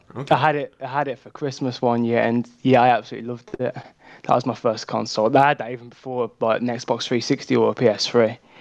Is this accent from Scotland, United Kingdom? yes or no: no; Birmingham, West Midlands, United Kingdom; I'm from Birmingham in the UK